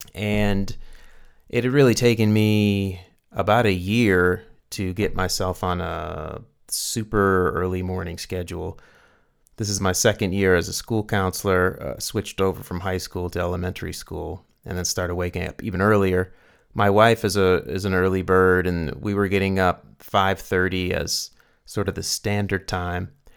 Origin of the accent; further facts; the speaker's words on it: Carrboro, North Carolina, United States; now in New Mexico, United States; going back to my hometown